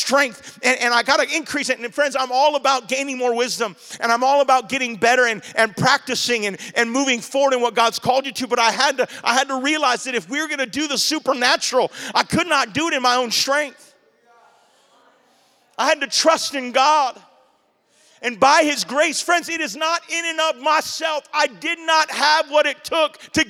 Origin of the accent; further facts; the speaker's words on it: Maui, Hawaii, United States; accent: Hawaiian Pidgin; moved away as an adult; now in Oahu, United States; I'm from Maui